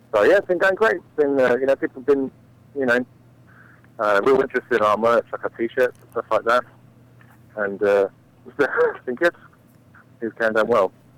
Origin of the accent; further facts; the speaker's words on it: England, United Kingdom; moved away; I'm from England